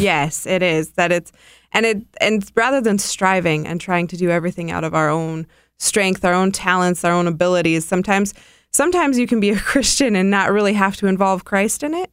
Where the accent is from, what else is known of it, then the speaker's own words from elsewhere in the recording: North Dakota, United States; moved away; also born or lived in India; I'm from North Dakota. I'm a farm girl.